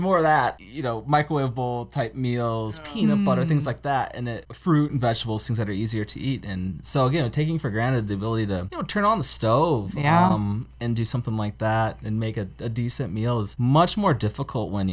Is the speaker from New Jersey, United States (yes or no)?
no; Denver, Iowa, United States; I'm from Denver, Iowa